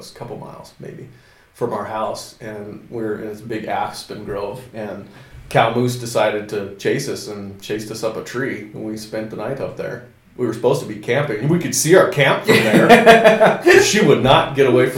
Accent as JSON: {"language": "English", "town": "Jackson", "region": "Wyoming", "country": "United States", "tie": "born or raised there", "said": "Growing up in Jackson was fun"}